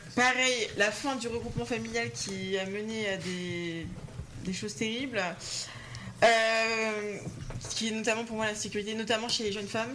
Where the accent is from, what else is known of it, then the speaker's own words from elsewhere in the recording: Nantes, Pays de la Loire, France; je suis nantaise